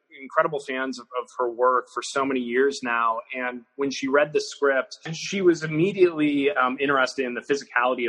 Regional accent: Iowa, United States; we have known each other since we were 11 years old, and we grew up in Iowa together

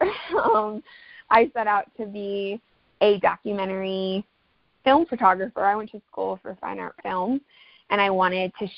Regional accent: Ohio, United States; also born or lived in Dallas, Texas / Italy; now in Flagstaff, United States; I'm originally from Ohio and then lived in Dallas and lived in Italy and moved out to Flagstaff

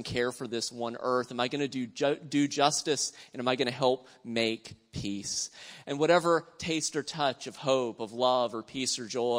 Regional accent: South Carolina, United States; I was raised in South Carolina, and I heard some pretty racist stuff growing up

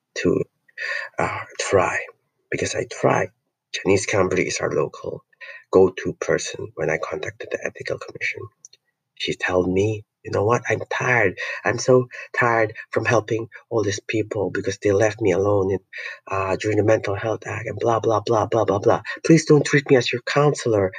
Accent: Philippines; I'm not any, an American, I'm not a European, I'm Filipino

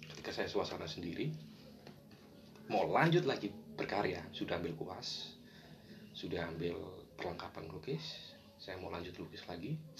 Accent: Surabaya, East Java, Indonesia; awal kisah saya sih lahir besar di Surabaya

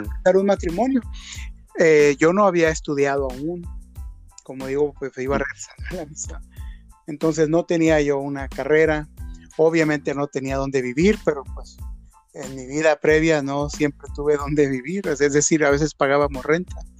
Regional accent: Mazatlán, Sinaloa, Mexico; yo soy de Mazatlán, Sinaloa yo vivía ya pues mis primeros 20, casi 21 años

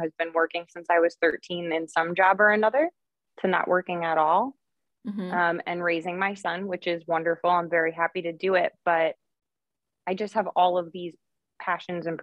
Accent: New York, United States; I'm from New York, as you had said before, living up in Rochester right now

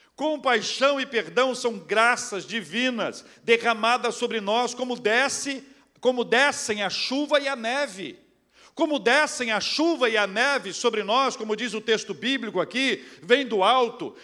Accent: Brazil; Nós somos brasileiros, nós trabalhamos muito

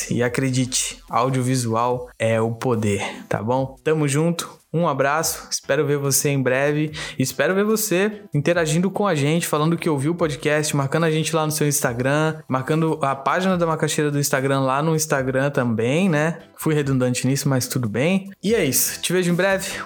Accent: Praia Grande, São Paulo, Brazil; Eu tenho 31 anos, sou natural de Praia Grande, filho de baiana com sergipano e não tem santo que faça que eu diga que eu sou nascido na Baixada Santista, que eu sou paulista.

